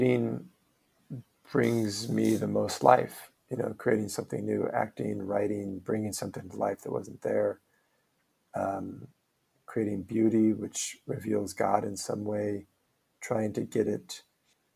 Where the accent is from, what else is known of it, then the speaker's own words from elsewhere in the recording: Omaha, Nebraska, United States; moved away; also born or lived in New York; I did a play back in my hometown of Omaha with my brother